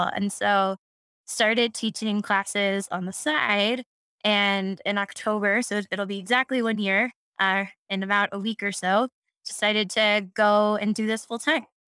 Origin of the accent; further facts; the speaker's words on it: Houston, Texas, United States; I'm from Houston, very proud fourth generation Texan